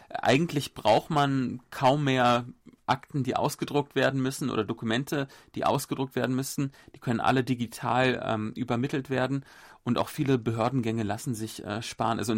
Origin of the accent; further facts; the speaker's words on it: Berlin, Germany; now in South Korea; Vielleicht auch ein Sonderfall, ich komme ja aus Berlin.